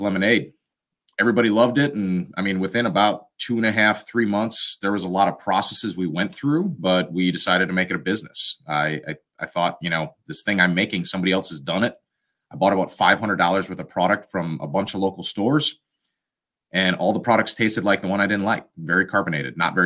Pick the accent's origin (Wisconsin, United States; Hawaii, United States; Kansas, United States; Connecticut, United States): Wisconsin, United States; we're from Wisconsin.